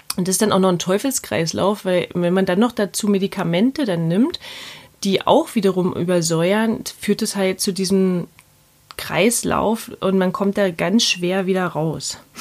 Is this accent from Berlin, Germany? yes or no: yes; Berlin, Germany; accent: Berlinisch; nicht mehr ganz so Berlinern